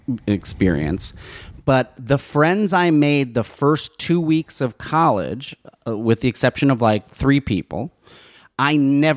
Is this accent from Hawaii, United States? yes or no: no; New Jersey, United States; moved away as an adult; also born or lived in Baltimore; I grew up in Jersey, and it was also a long time ago.